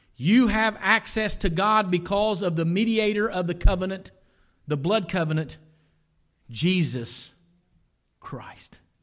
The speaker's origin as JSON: {"language": "English", "area": "Lawrence County", "region": "Ohio", "country": "United States", "said": "I am from Lawrence County, Ohio"}